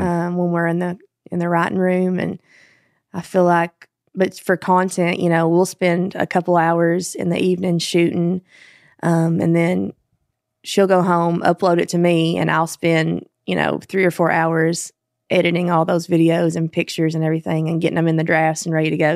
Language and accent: English; Kentucky, United States; moved away as an adult; now in Nashville, United States; I'm from Kentucky